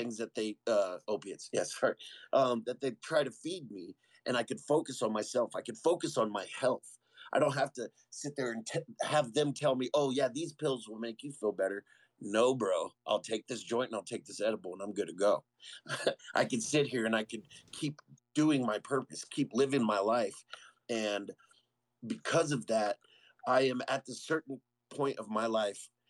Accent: San Antonio, Texas, United States; moved away as an adult; now in Colorado Springs, United States; being born and raised in San Antonio

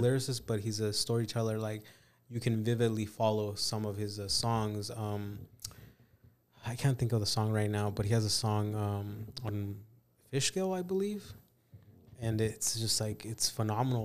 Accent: California, United States; also born or lived in Mexico; I grew up in California

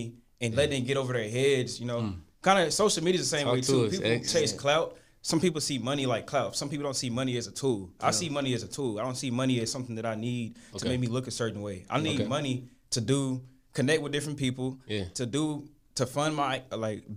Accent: Dallas, Texas, United States; I'm local

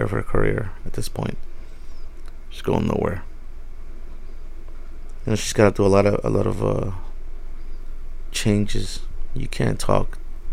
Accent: New York City, New York, United States; I was raised in New York. I grew up in the Bronx

